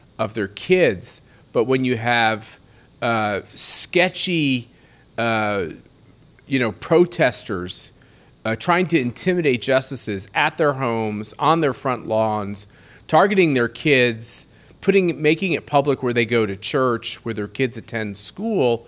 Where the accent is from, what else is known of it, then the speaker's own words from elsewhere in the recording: Kansas, United States; now in Colorado, United States; my home state of Kansas